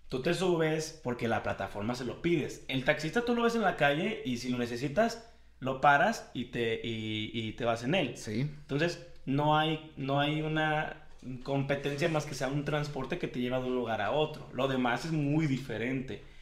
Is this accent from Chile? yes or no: no; Guadalajara, Jalisco, Mexico; Yo soy de Guadalajara